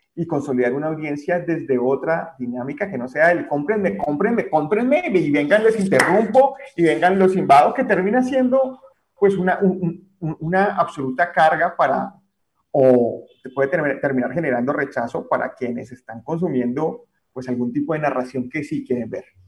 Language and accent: Spanish; Colombia; como colombianos